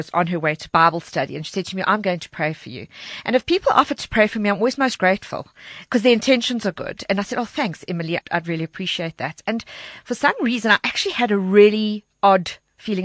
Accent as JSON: {"language": "English", "town": "Walkerville", "region": "Gauteng", "country": "South Africa", "tie": "born or raised there", "said": "Walkerville is my hometown. I'm very proudly from Walkerville"}